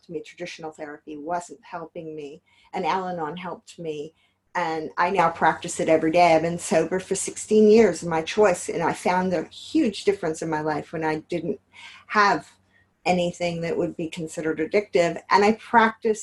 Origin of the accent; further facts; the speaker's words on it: Los Angeles, California, United States; now in Yonkers, United States; I'm originally from Los Angeles